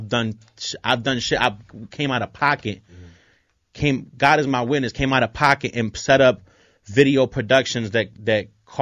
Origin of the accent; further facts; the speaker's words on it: Philadelphia, Pennsylvania, United States; also born or lived in Puerto Rico; I was born in North Philly, yep.